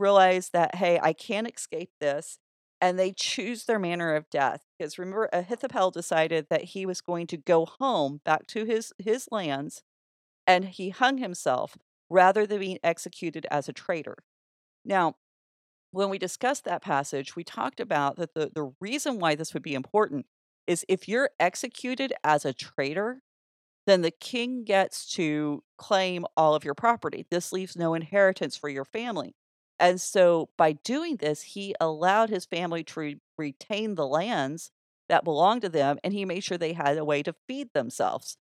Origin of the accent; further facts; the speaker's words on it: Oklahoma, United States; I'm from Oklahoma, that's what our wilderness looks like